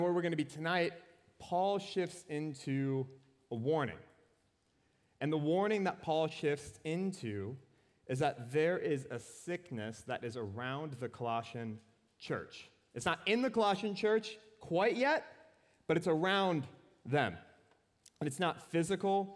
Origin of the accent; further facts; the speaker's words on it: Anoka, Minnesota, United States; Anoka, Minnesota. It's my hometown.